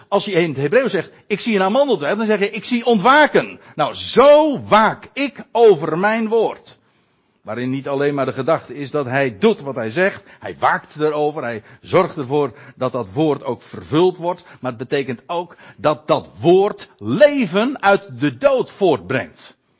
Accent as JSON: {"language": "Dutch", "country": "Netherlands", "said": "ons als Nederlanders"}